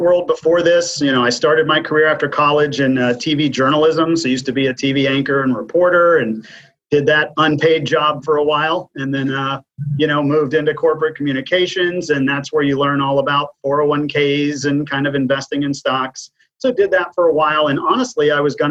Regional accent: Waco, Texas, United States; now in Austin, United States; Texas native, born and raised in Waco, and came to Austin in the early 90s to go to the University of Texas.

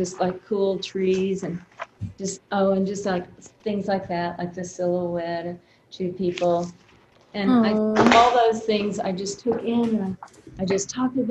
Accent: South Texas, United States; I grew up in South Texas, and we had, it's a very little tiny town.

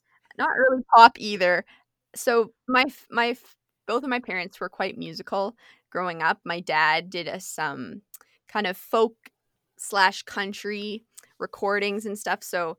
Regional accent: British Columbia, Canada; also born or lived in Alberta / Saskatchewan; So I was born in Alberta, spent quite a bit of time living in Saskatchewan, then spent my teenage years in British Columbia, and then now I'm here

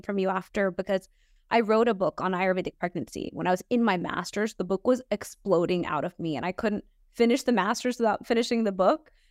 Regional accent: Houston, Texas, United States; I was born in Houston, Texas

